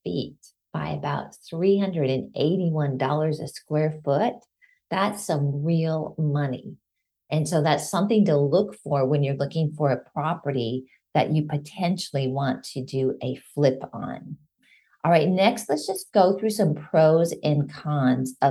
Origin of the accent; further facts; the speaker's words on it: Minnesota, United States; moved away; also born or lived in Colorado; Growing up in Minnesota and in Colorado, living there for a little bit, you don't have detached laundry rooms